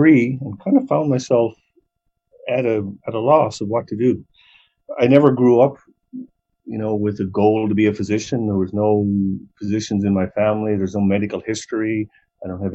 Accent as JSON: {"language": "English", "region": "Newfoundland and Labrador", "country": "Canada", "tie": "born or raised there", "also_born_or_lived": "Peterborough, Ontario", "moved": "as an adult", "lives_now": "Calgary, Canada", "said": "So I'm from Newfoundland. I grew up in a small town near St. John's"}